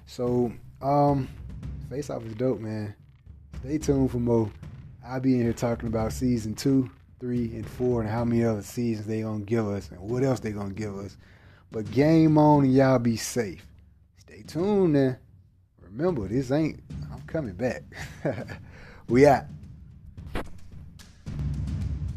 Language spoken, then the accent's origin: English; the South, United States; accent: southern; my southern accent